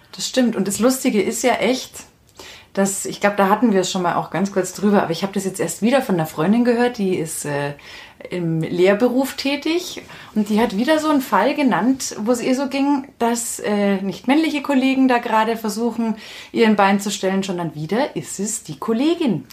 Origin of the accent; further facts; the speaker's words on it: Freilassing, Bavaria, Germany; bei uns in Freilassing